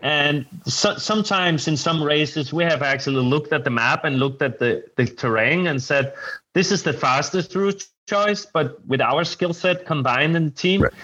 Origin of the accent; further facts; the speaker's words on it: Denmark; moved away as an adult; now in Bergen, Norway; I come from Scandinavia